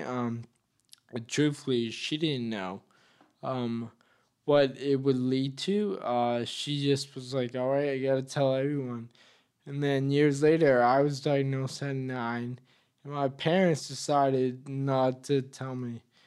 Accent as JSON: {"language": "English", "town": "Leominster", "region": "Massachusetts", "country": "United States", "tie": "born or raised there", "said": "I was born and raised in Leominster."}